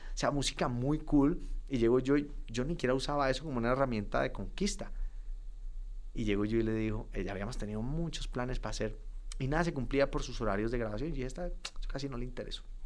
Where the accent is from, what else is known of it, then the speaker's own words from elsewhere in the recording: Cali, Valle del Cauca, Colombia; moved away as an adult; also born or lived in Bogotá / Pereira; now in Medellín, Colombia; Yo venía de la ciudad que soy, de Cali, buscando oportunidad en Bogotá